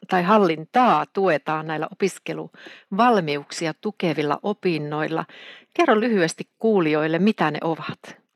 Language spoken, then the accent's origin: Finnish; Keminmaa, Lapland, Finland; moved away as an adult; also born or lived in Hämeenlinna; now in Oulu, Finland; No mä oon lähtöisin Keminmaalta ja mä oon käynyt tuolla Hämeenlinnassa